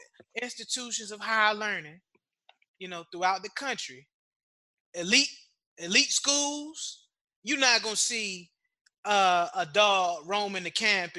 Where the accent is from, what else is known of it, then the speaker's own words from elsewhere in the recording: Norfolk, Virginia, United States; moved away as an adult; now in Washington, D.C., United States; I'm from Norfolk, Virginia. So, of course, I'm going to say Hampton. But I'm a DC resident.